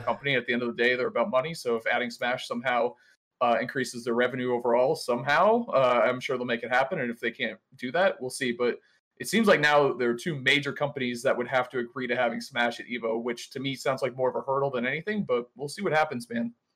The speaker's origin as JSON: {"language": "English", "town": "Boston", "region": "Massachusetts", "country": "United States", "said": "I'm from Boston"}